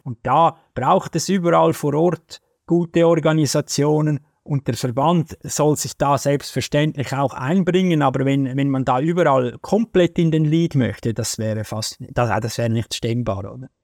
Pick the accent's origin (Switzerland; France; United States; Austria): Switzerland; als Schweizer